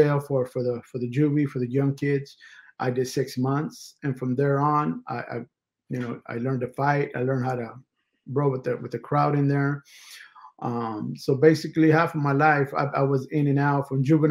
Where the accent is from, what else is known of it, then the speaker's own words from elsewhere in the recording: Los Angeles, California, United States; I was raised and born in California, up in East LA, which basically is the hood.